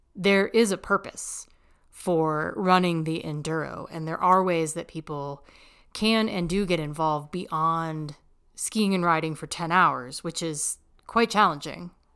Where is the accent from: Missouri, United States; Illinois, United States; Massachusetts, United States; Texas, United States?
Texas, United States; moved away as an adult; now in Colorado, United States; I'm originally from Texas.